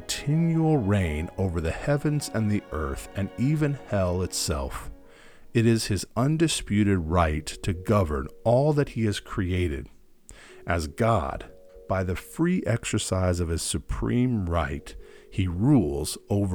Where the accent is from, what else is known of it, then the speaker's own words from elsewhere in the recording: United States; now in Germany; as an American